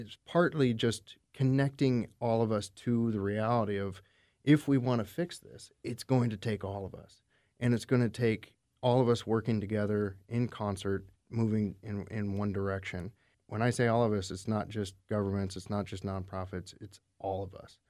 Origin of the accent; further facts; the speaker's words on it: Alaska, United States; moved away as an adult; also born or lived in Bay Area, California; now in Puget Sound, United States; I grew up in Alaska, and then I spent summers in the Bay Area, California. I moved here about seven years ago